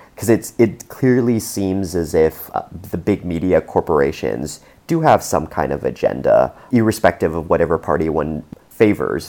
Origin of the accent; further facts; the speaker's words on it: Canada; as a Canadian